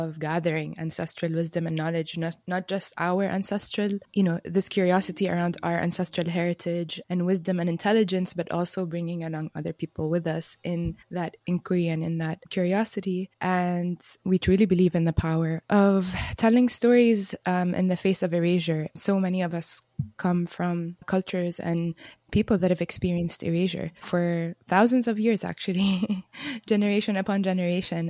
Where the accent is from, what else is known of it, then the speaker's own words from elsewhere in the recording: Amman, Amman Governorate, Jordan; I was born in Amman, in what is today known as Jordan